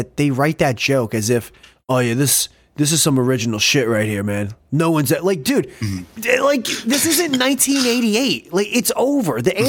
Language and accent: English; Northeast, United States; I'm from the Northeast